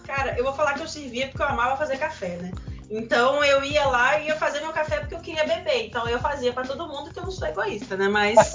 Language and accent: Portuguese; interior of Espírito Santo, Brazil; also born or lived in Campinas, São Paulo; eu sou do interior do Espírito Santo